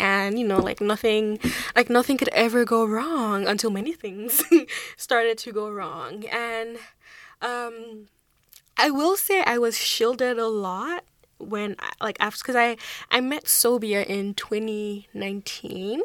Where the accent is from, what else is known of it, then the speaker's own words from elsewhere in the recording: Nigeria; moved away as an adult; now in Charlottetown, Canada; I grew up in Nigeria, and I moved to Charlottetown in twenty seventeen